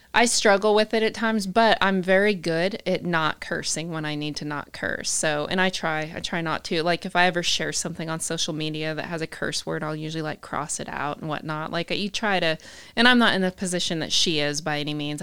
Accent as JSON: {"language": "English", "region": "Utah", "country": "United States", "tie": "born or raised there", "also_born_or_lived": "Canada / New Mexico / Southern California", "moved": "yes", "lives_now": "Texas, United States", "said": "I grew up in Utah"}